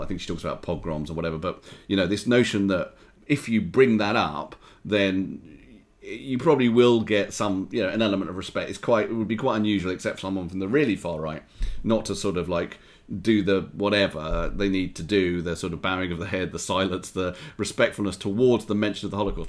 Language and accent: English; United Kingdom; being British and Jewish